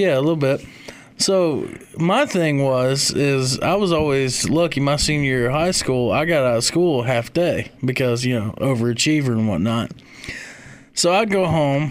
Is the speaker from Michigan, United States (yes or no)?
yes; Kalamazoo, Michigan, United States; moved away; also born or lived in Union, South Carolina; I'm from the middle of the mitten. I'm from Kalamazoo